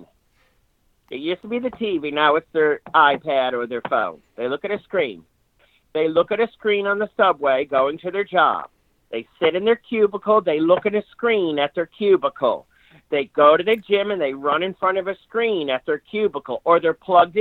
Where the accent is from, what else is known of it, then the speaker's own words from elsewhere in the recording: Syracuse, New York, United States; moved away; also born or lived in East Village, New York; I grew up in Syracuse